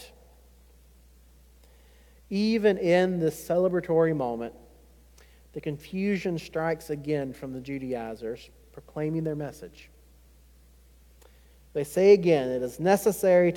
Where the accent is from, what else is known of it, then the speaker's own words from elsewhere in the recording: Chesterfield, South Carolina, United States; growing up in Chesterfield, South Carolina.